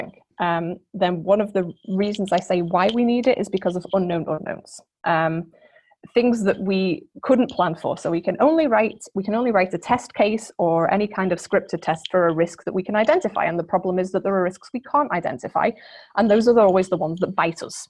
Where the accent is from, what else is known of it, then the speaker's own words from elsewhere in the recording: Liverpool, North West England, United Kingdom; I grew up in Liverpool